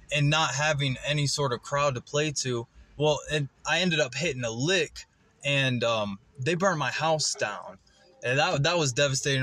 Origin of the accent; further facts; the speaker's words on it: West Salem, Ohio, United States; I'm from West Salem, Ohio.